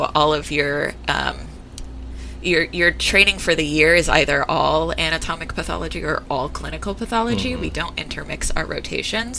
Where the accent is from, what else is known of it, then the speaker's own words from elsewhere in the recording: Stockton, California, United States; moved away as an adult; also born or lived in San Francisco, California; now in Seattle, United States; I'm originally from California and I spent most of my life there. This is, being in Seattle is my first time living outside of California